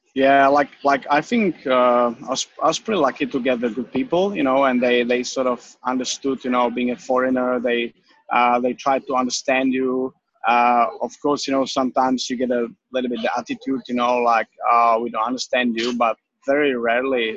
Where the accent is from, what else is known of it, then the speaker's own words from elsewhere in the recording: Czechia; English is a second language; moved away as an adult; now in Australia; I'm from the Czech Republic